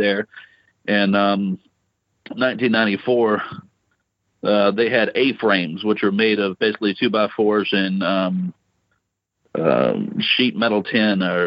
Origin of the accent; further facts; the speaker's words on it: Louisiana, United States; moved away as an adult; I grew up in Louisiana and joined the Marine Corps when I was 19